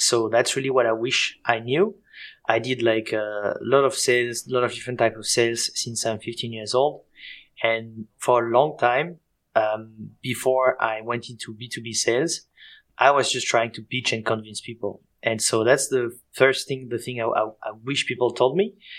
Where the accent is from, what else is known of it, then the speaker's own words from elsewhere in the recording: Switzerland; accent: Swiss and French; English is a second language; moved away as an adult; also born or lived in France; now in Berlin, Germany; I'm from Switzerland and France, as you can hear with my accent. And basically, I live in Berlin, between Berlin and Mexico.